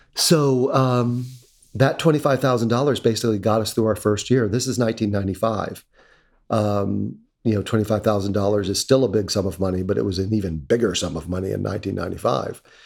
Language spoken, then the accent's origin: English; North Carolina, United States; now in Connecticut, United States; When I was a little kid growing up in North Carolina in the nineteen seventies